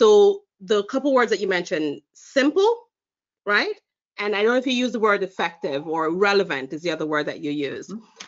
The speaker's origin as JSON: {"language": "English", "country": "Jamaica", "lives_now": "United States", "said": "Yes, I am. Look at that. I'm originally from Jamaica. I spent most of my adult life, or most of my life actually, in the United States, but going to back to Jamaica quite a bit."}